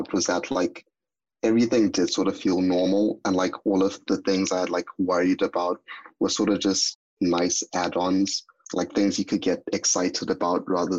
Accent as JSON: {"language": "English", "country": "Zimbabwe", "moved": "yes", "said": "I'm from Zimbabwe."}